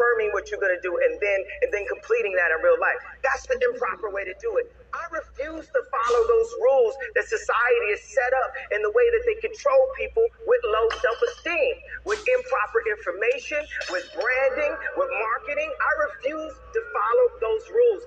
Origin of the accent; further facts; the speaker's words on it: Chicago, Illinois, United States; never think that I'm not from Chicago for 1 second